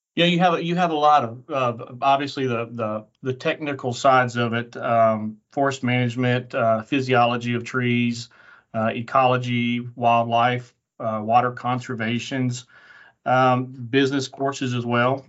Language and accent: English; Middle Tennessee, United States; moved away; also born or lived in Auburn, Alabama; I grew up in Middle Tennessee